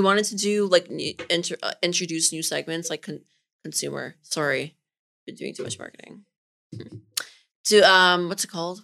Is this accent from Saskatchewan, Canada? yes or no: no; Richmond Hill, Ontario, Canada; also born or lived in Toronto; I'm from Richmond Hill